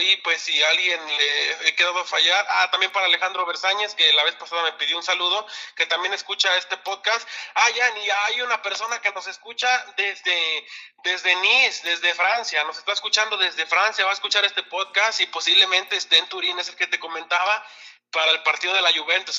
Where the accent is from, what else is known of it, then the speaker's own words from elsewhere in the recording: Puente de Ixtla, Morelos, Mexico; aquí en mi pueblo, en Puente Discla